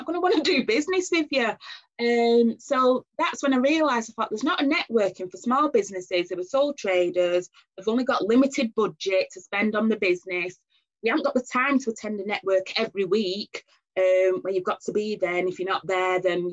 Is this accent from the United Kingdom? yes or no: yes; Oldham, North West England, United Kingdom; accent: northern; I was born and bred in Oldham.